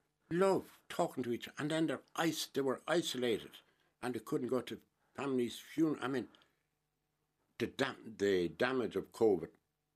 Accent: Helvick, Munster, Ireland; Sure, I was brought up in Helby. That's why I have Cooper the Fuckle gum.

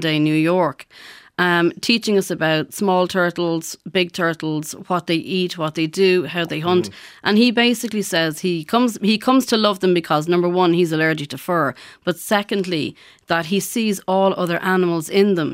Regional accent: Ballymun, Leinster, Ireland; growing up in Ballymun in the 70s

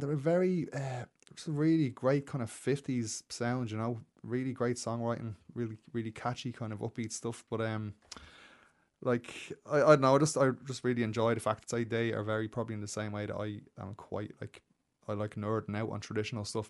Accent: Dublin, Leinster, Ireland; moved away as an adult; also born or lived in London, England; I grew up out in Baldoyle

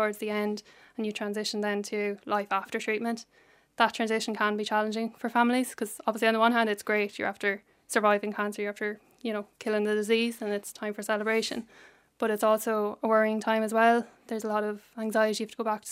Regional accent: Cullahill, Leinster, Ireland; Cullahill in County Laois

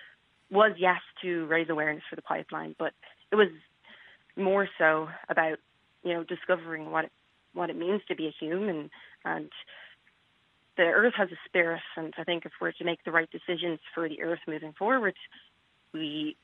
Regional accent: Dublin, Leinster, Ireland; moved away as an adult; now in United States; I grew up in Dublin

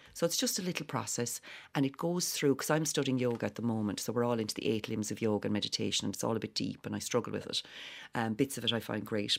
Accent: Whitechurch, Ireland; we're both from White Church Village

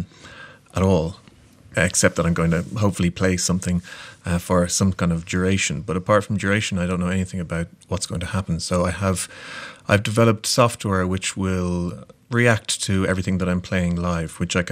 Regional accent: Ireland; I'm a musician from Ireland

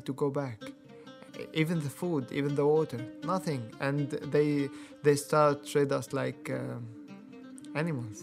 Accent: Damascus, Damascus Governorate, Syria; English is a second language; moved away as an adult; now in Ballyhaunis, Ireland; I'm from Damascus

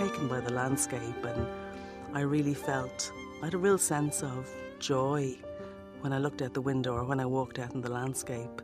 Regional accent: Dublin, Leinster, Ireland; moved away as an adult; also born or lived in London / New York; I'm from Walkinstown in Dublin

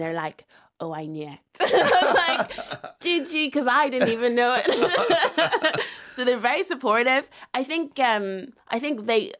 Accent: Northern Ireland, United Kingdom; I would say I am Northern Irish Ghanaian.

